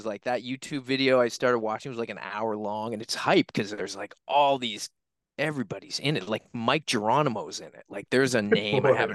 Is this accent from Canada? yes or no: yes; Halifax, Nova Scotia, Canada; I'm a kid from Halifax, Nova Scotia, Canada